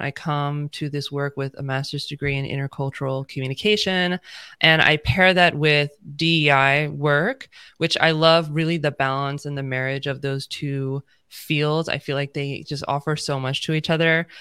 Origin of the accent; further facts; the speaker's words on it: United States; I'm, you know, born and raised in the United States